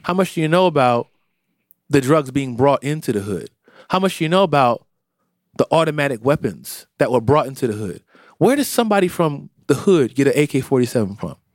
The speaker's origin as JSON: {"language": "English", "town": "Philadelphia", "region": "Pennsylvania", "country": "United States", "tie": "born or raised there", "also_born_or_lived": "Florida", "said": "I spent the majority of my time in Philadelphia. I was born here and I spent the majority of my time here. So I am a Philadelphian. I was raised here in a lot of ways"}